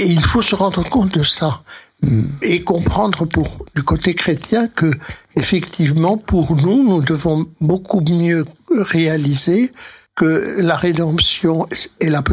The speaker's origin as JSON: {"language": "French", "country": "Spain", "said": "mais j'ai connu des, des juifs d'Espagne parce que je suis espagnol moi-même et donc nous avons euh, une langue en commun avec le ladino oui, qui est l'espagnol du 15 du siècle que les juifs ont conservé."}